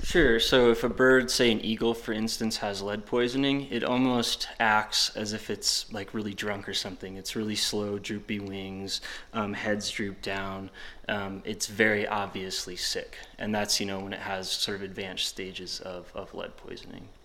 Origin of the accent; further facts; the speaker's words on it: Wisconsin, United States; now in Jackson, United States; I'm from Wisconsin